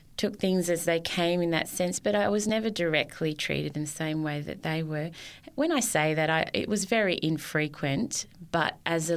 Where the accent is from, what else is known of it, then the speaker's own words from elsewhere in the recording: Sydney, New South Wales, Australia; I was born in Sydney, in Annandale, and I grew up mainly in places like Campsie and Wylie Park